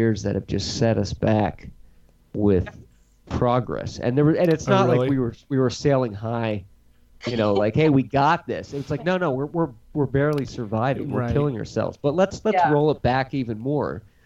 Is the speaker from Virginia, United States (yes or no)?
no; Philadelphia, Pennsylvania, United States; We're from Philadelphia